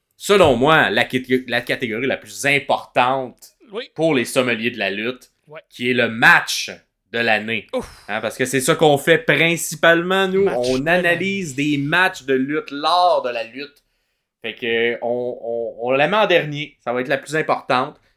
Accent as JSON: {"language": "French", "town": "Montreal", "region": "Quebec", "country": "Canada", "said": "on vient de Montréal"}